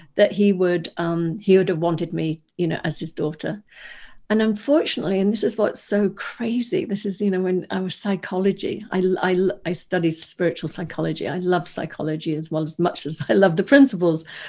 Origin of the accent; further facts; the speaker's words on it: Wales, United Kingdom; I grew up in, I was born in Wales, in the U K